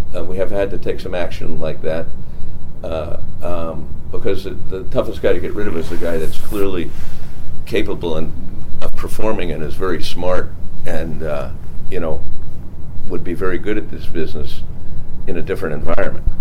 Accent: Bayport, New York, United States; I grew up on Long Island, Bayport, Long Island

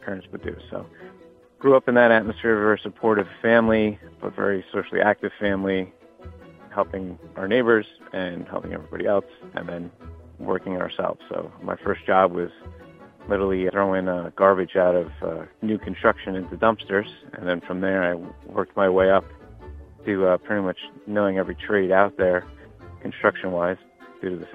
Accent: Jersey Shore, New Jersey, United States; I grew up in New Jersey on the Jersey Shore.

